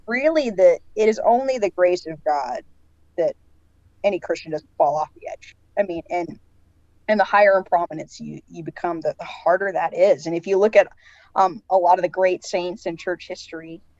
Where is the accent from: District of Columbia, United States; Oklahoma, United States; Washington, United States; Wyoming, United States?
Washington, United States; Seattle; moved away; I'm from the Pacific Northwest, and so I'm from the Seattle area, and yeah. born and raised